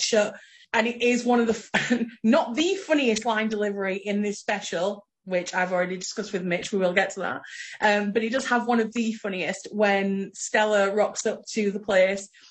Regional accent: Sheffield, Yorkshire and the Humber, United Kingdom; I'm from Parson Cross

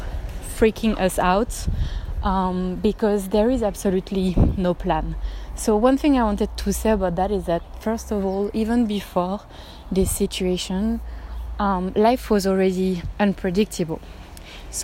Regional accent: Paris, Île-de-France, France; English is a second language; moved away as an adult; now in Germany; As you can hear, I'm not a native speaker. I'm actually from Paris in France, but I live in Germany for 5 years now.

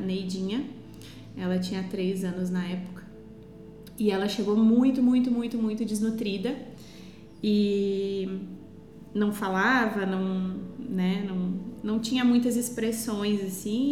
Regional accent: Estrela, Rio Grande do Sul, Brazil; Eu sou natural de Estrela, uma cidade fica a 90 quilômetros de Porto Alegre

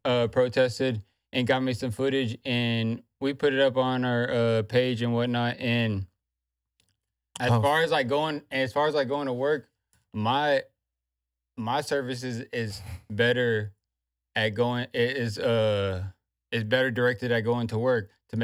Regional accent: Ireland; I'm Irish and she's Spanish.

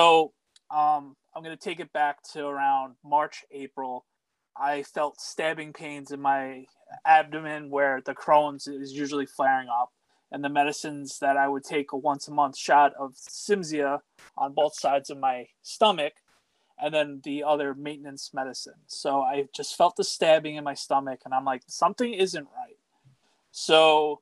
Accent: New York, United States; born and raised in New York

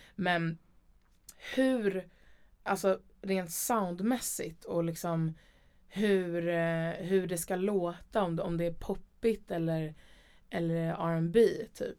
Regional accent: Stockholm, Stockholm County, Sweden; also born or lived in Umeå / Gröndal, Liljeholmen; sen så ville mamma och pappa flytta till hus och då flyttade vi till Älvsjö

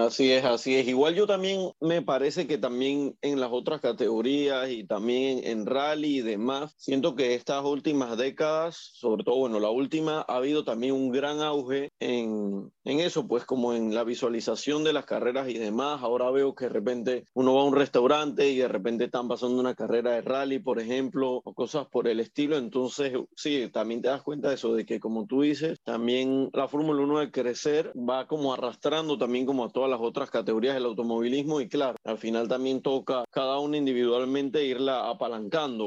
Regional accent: Panama; Acá en Panamá

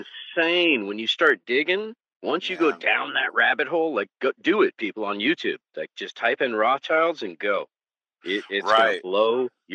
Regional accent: California, United States; I'm from California

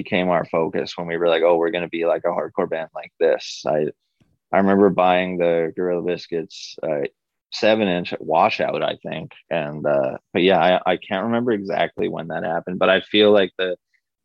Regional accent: Vancouver, British Columbia, Canada; we're from Vancouver, we're from the west side of Vancouver

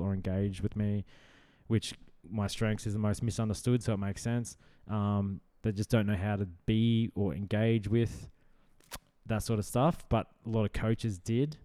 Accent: Brisbane, Queensland, Australia; just Brisbane. Yeah, like just city, city slicker

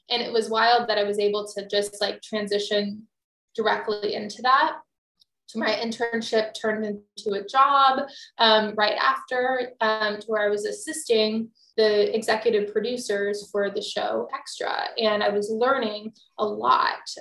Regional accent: Texas, United States; I'm from Texas originally.

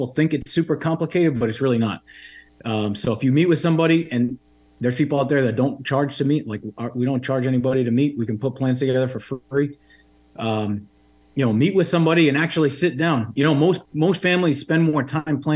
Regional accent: Rhode Island, United States; also born or lived in Washington, D.C.; I grew up in Rhode Island.

